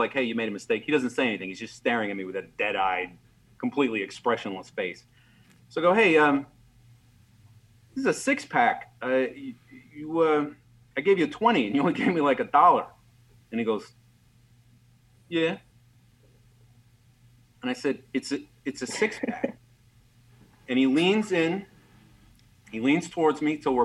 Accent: Maryland, United States; I grew up in Maryland

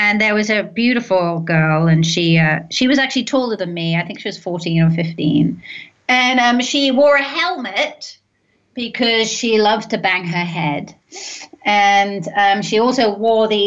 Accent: London, United Kingdom; moved away as an adult; now in United States; I grew up in London.

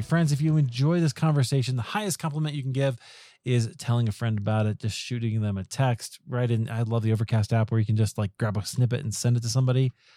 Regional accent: Des Moines, Iowa, United States; I grew up in Des Moines

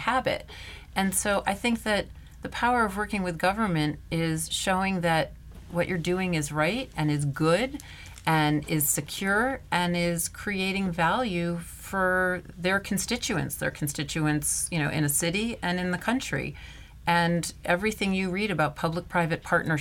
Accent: Washington, District of Columbia, United States; I'm from Washington, D.C., a suburb outside of it originally.

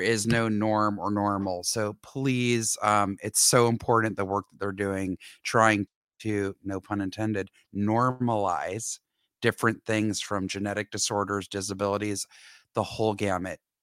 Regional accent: Atlanta, Georgia, United States; moved away; growing up in Atlanta

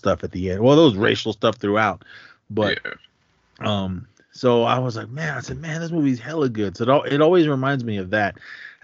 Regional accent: Oakland, California, United States; growing up in Oakland

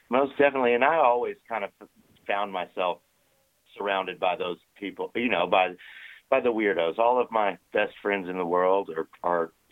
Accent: Waco, Texas, United States; in my hometown. Um, I'm from outside of Waco, Texas, you know, out in the country

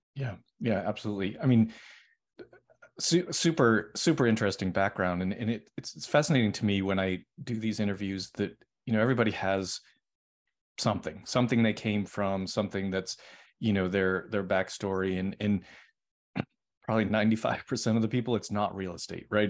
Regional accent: Boston, Massachusetts, United States; moved away; I'm originally from Boston.

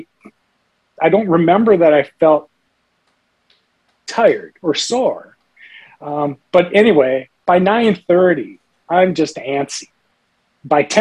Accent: St. Paul, Minnesota, United States; moved away; I grew up in St. Paul, Minnesota, and down by the Mississippi River, we had lots of caves.

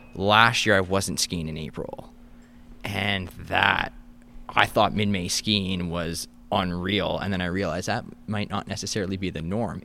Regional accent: Kingston, Ontario, Canada; moved away as an adult; also born or lived in Gananoque / Ottawa; now in Thunder Bay, Canada; I grew up in the Kingston area.

